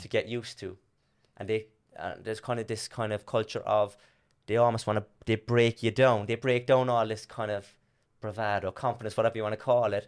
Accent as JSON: {"language": "English", "town": "Cork", "region": "Munster", "country": "Ireland", "tie": "born or raised there", "also_born_or_lived": "Blarney Street, Cork", "moved": "yes", "lives_now": "Australia", "said": "I'm from Torrendale in Dublin Hill"}